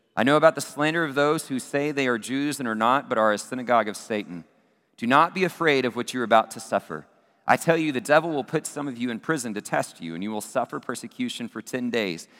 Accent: Abilene, Texas, United States; my hometown of Abilene, Texas

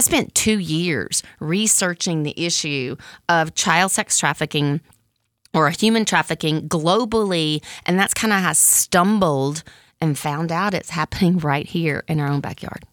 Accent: Mississippi, United States; moved away as an adult; also born or lived in San Francisco Bay Area; I grew up in Mississippi, which they called the Bible Belt

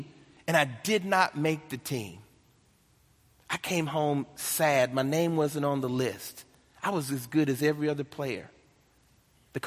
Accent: Nashville, Tennessee, United States; I'm born and raised in Nashville, Tennessee

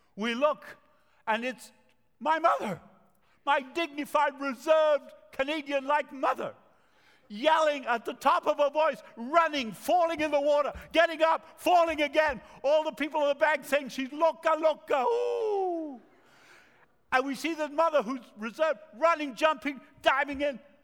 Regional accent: Montevideo, Uruguay; English is a second language; moved away; also born or lived in Argentina; I speak with an accent. I was born in Latin America, the city of Montevideo, country of Uruguay, and uh, my parents are from Argentina

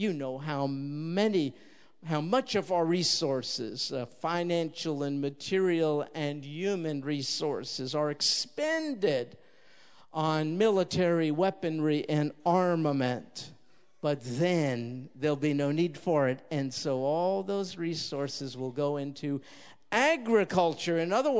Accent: New York, United States; I'm going to take him hunting rats in the apartment building I grew up in New York.

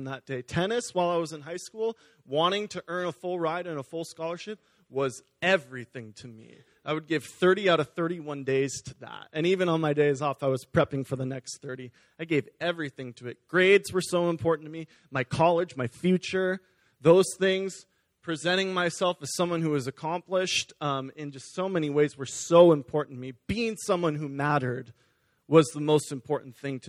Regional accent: Beaverton, Oregon, United States; also born or lived in California; we moved up here, and I've been attending Beaverton Foursquare actually my entire life since I was 4 years old

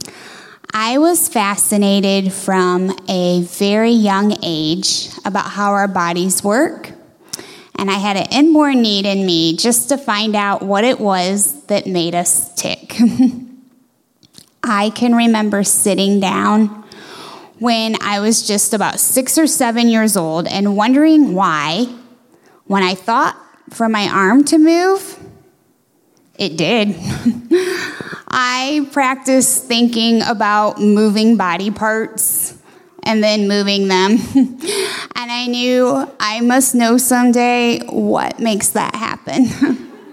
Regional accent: Shiloh, Ohio, United States; My hometown is Shiloh, it's about an hour and a half north of Columbus

